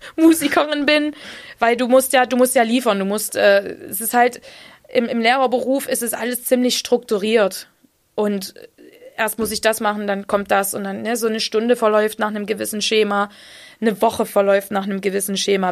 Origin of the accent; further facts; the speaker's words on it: Saxony, Germany; accent: Saxon; mein sächsischer Dialekt